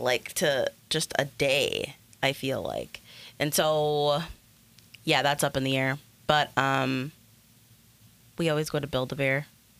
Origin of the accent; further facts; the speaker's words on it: Little Canada, Minnesota, United States; we grew up in Little Canada.